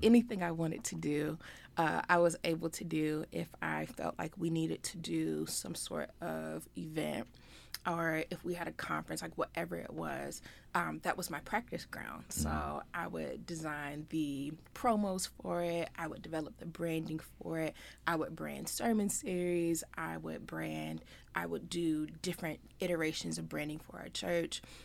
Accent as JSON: {"language": "English", "town": "Richmond", "region": "Virginia", "country": "United States", "said": "I am from the Richmond area"}